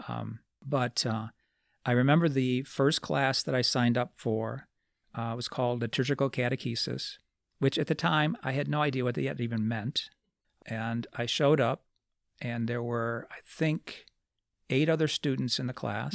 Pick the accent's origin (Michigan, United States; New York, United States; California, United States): Michigan, United States; Lansing; I grew up in Lansing